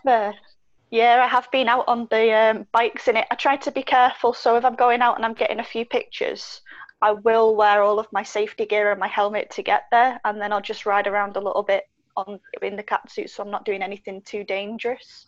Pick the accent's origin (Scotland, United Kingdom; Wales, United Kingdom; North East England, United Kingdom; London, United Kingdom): Wales, United Kingdom; now in Manchester, United Kingdom; I grew up in Wales for a period of time